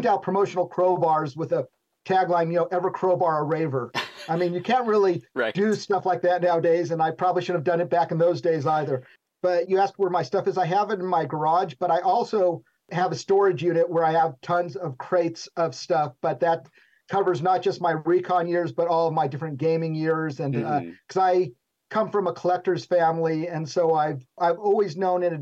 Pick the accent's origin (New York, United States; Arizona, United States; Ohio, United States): Arizona, United States; Tucson; moved away; also born or lived in California; I grew up in Tucson, where you had two choices of music, metal or heavy metal, on the radio